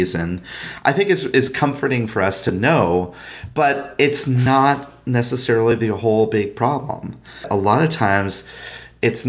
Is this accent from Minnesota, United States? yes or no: yes; Minnesota, United States; in Minnesota, my home state